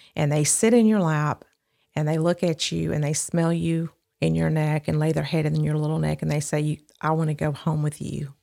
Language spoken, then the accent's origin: English; Midfield, Alabama, United States; also born or lived in Birmingham, Alabama; I grew up in Midfield, Alabama